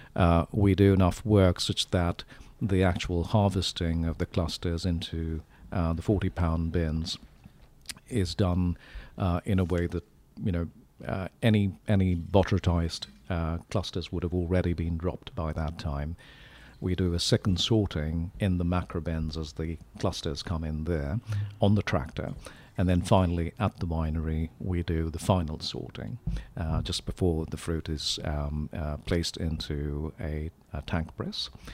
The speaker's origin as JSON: {"language": "English", "country": "India", "tie": "born or raised there", "moved": "yes", "lives_now": "Sonoma, United States", "said": "I'm from India"}